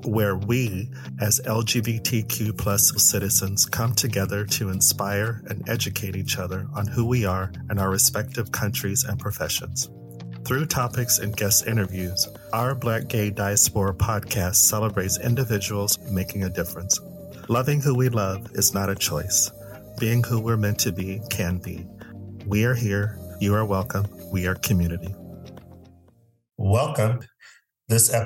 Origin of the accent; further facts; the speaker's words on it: Phoenix, Arizona, United States; moved away; I'm originally from Phoenix, Arizona